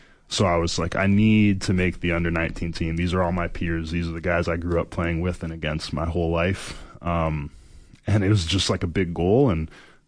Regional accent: Canada; I'm Canadian

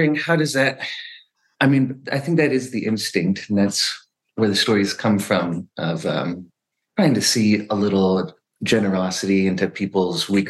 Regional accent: Oregon, United States; also born or lived in Baltimore; From Oregon, actually. And now we live about maybe a mile from my childhood home

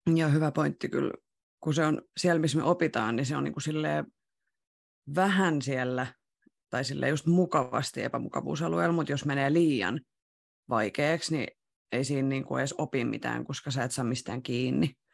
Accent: Rauma, Satakunta, Finland; moved away; mä oon Raumalta kotoisin ja aloittanut tanssiharrastuksen silloin Ysärillä ihan alussa

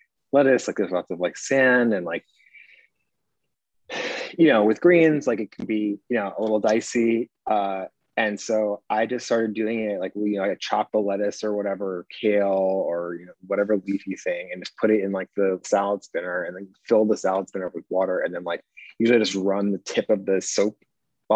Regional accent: Connecticut, United States; I grew up in Connecticut.

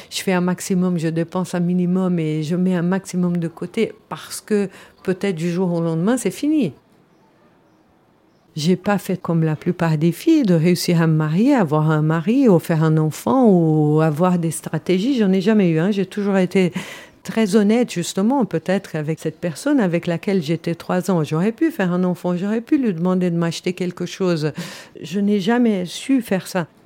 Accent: Switzerland; Je suis suissesse, je, personne ne m'a obligé, je parle six langues

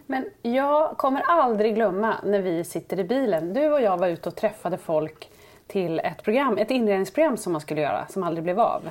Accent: Sundsvall, Västernorrland County, Sweden; jag är ju från Sundsvall

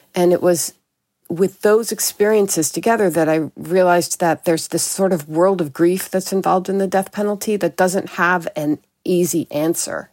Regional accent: New York City, New York, United States; moved away; I grew up in New York City at a time when it was very violent.

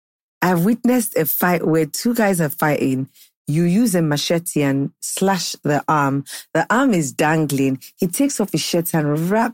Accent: Ondo, Nigeria; I'm from Ondo State.

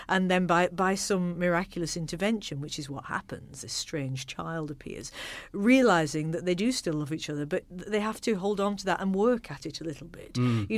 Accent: Accrington, North West England, United Kingdom; when I was growing up in Accrington, in the chilly, frozen north, our household was generally a rather claustrophobic and miserable place

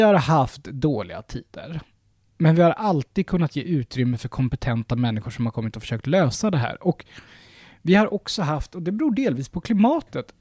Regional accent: Sweden

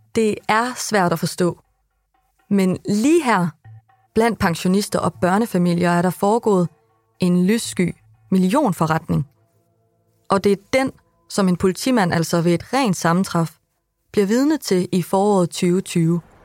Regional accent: Vildbjerg, Central Denmark Region, Denmark; i Vildbjerg, hvor jeg er fra

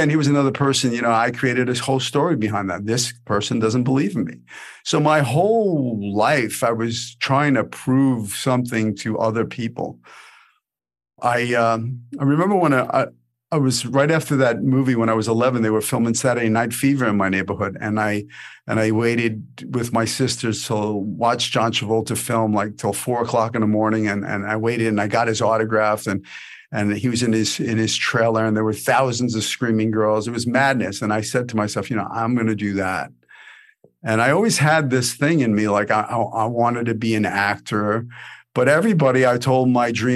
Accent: New York City, New York, United States; I grew up in Brooklyn in the 80s, you know, the 70s and the 80s

